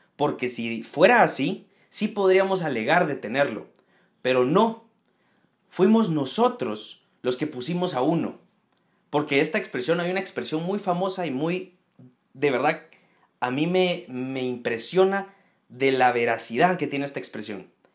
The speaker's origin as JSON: {"language": "Spanish", "country": "Guatemala", "said": "en Guatemala, en mi país"}